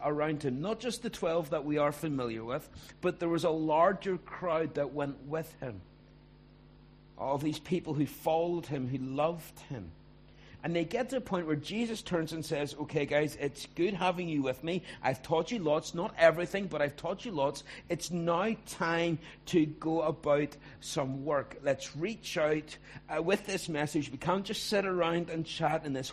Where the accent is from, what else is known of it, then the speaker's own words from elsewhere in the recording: Ballymena, Northern Ireland, United Kingdom; also born or lived in Belfast; I grew up in Ballymena